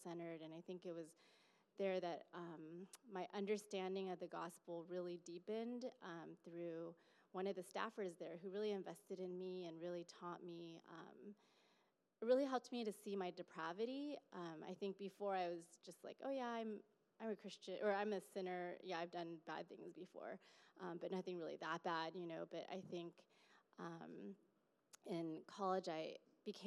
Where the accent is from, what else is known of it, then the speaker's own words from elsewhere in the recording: Fremont, California, United States; I grew up in Fremont, so still in the Bay Area